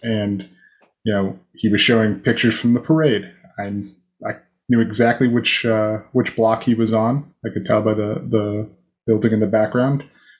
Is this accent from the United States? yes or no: yes; Canton, Ohio, United States; moved away; I grew up in Canton, Ohio, so I'm very familiar with the Hall of Fame